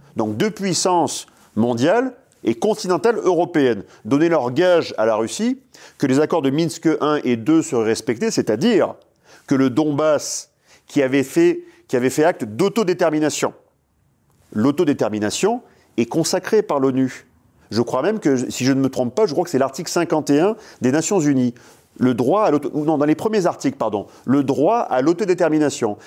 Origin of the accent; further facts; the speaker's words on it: La Seyne-sur-Mer, Provence-Alpes-Côte d'Azur, France; moved away; also born or lived in La Flèche, Sarthe; je suis né à la Seine-sur-Mer